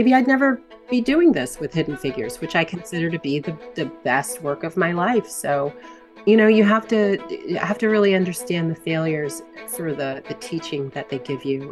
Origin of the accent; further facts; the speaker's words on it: Hampton, Virginia, United States; moved away as an adult; also born or lived in Mexico; growing up in the Hampton Roads area